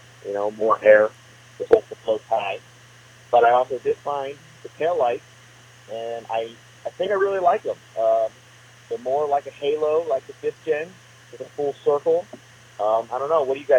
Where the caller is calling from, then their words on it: St. Louis, Missouri, United States; We're from St. Louis